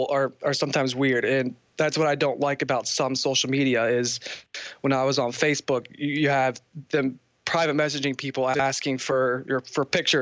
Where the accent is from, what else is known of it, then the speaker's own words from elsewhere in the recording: Northern Virginia, United States; I'm from Northern Virginia, near D.C.